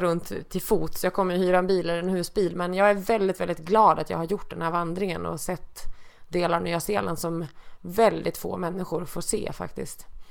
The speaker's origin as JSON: {"language": "Swedish", "region": "Dalarna County", "country": "Sweden", "tie": "born or raised there", "moved": "yes", "lives_now": "Stockholm, Sweden", "said": "jag flyttade från min hemby uppe i Dalarna 1994"}